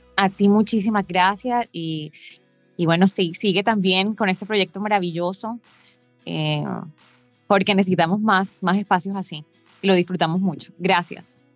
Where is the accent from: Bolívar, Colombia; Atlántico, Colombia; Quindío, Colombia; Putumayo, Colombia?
Atlántico, Colombia; Barranquilla; Yo me encuentro exactamente en Barranquilla, mi ciudad natal